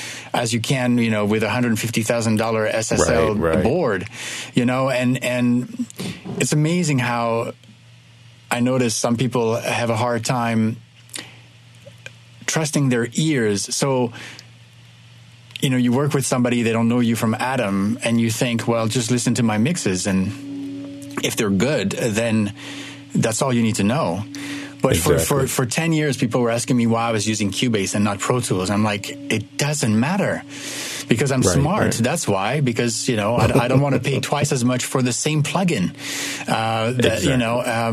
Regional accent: Kinshasa, DR Congo; also born or lived in Ivory Coast; I am French, but I was born and raised in West Africa. My dad was an architect and worked his entire career in Africa from the 50s on to the 90s. So I was born there, Ivory Coast. I grew up in Kinshasa in what is now the DRC.

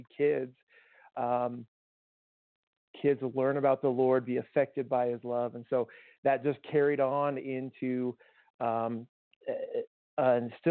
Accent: Tucson, Arizona, United States; moved away; I grew up in Tucson and native of Arizona

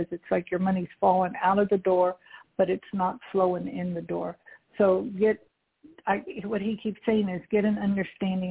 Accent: Houston, Texas, United States; I'm from Houston

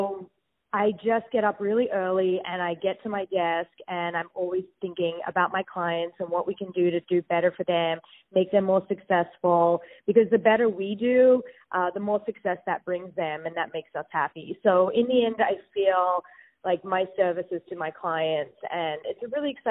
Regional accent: Sydney, New South Wales, Australia; also born or lived in New York; now in West Hollywood, United States; I'm from Sydney, Australia

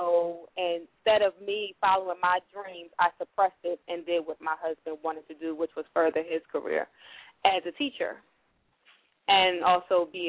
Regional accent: Montgomery, Alabama, United States; now in Philadelphia, United States; I'm actually from Montgomery, Alabama, but I currently reside here in uh city of Philadelphia.

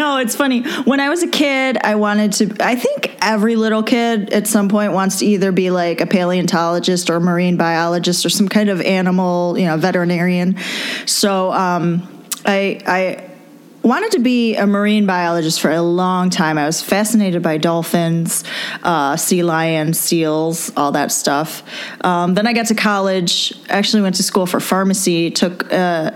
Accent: Rochester, New York, United States; I'm from Rochester, New York

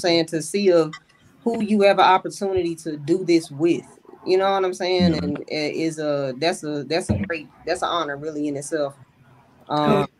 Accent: Kentucky, United States; also born or lived in Charlotte, North Carolina; I'm really from Kentucky

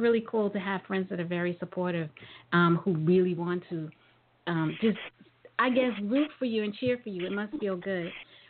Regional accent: New York City, New York, United States; I'm from New York

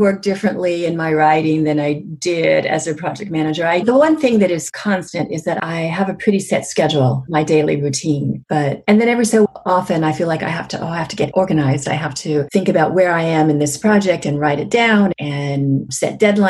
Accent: Southern California, United States; moved away as an adult; also born or lived in San Diego, California / Salem, Oregon; now in Seattle, United States; I grew up in Southern California I was born in San Diego, but I grew up mostly in a city just south of San Diego called Napa. And I lived there until just about a year after college.

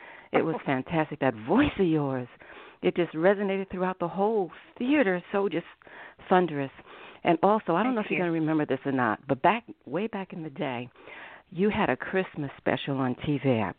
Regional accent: Willingboro, New Jersey, United States; I'm from Willingboro, New Jersey

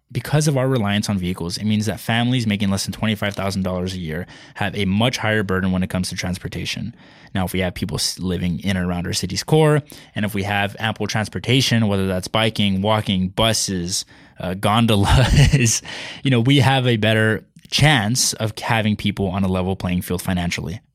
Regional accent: San Jose, California, United States; now in San Marcos, United States; I'm from California, the San Francisco Bay Area, right in the heart of Silicon Valley

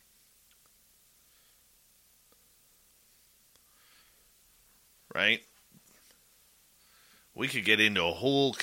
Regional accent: Canada; I am a Canadian host

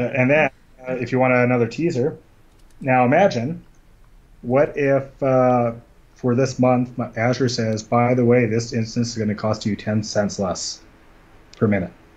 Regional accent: Scotland, United Kingdom; also born or lived in Vancouver / Calgary; now in Canada; I am Scottish

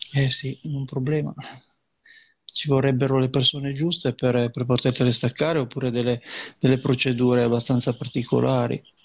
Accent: Liguria, Italy

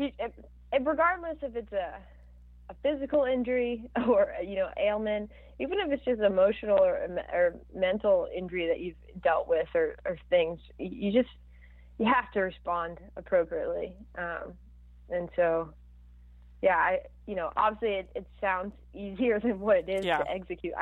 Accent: Orlando, Florida, United States; my hometown in Orlando

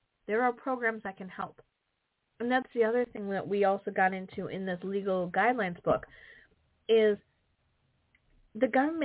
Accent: Wisconsin, United States; I'm from Wisconsin

